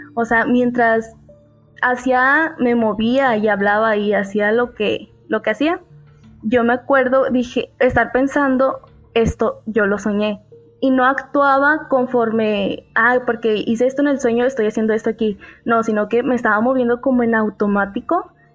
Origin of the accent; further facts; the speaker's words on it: Mexico; yo soy de México